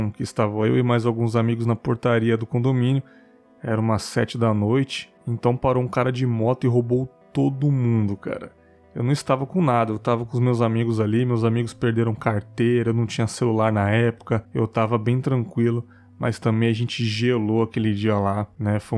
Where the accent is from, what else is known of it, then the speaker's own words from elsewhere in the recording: São Paulo, Brazil; disse que eu sou de São Miguel Paulista, me mudei para um conjunto habitacional do governo mais ou menos em 98, 99. Era um lugar muito tranquilo, dificilmente acontecia alguma coisa pesada pela redondeza.